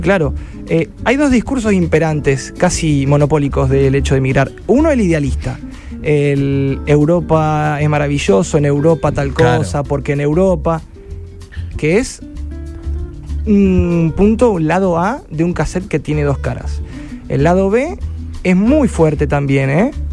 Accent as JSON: {"language": "Spanish", "town": "Rosario", "region": "Santa Fe", "country": "Argentina", "moved": "as an adult", "lives_now": "Barcelona, Spain", "said": "soy el rosarino más famoso."}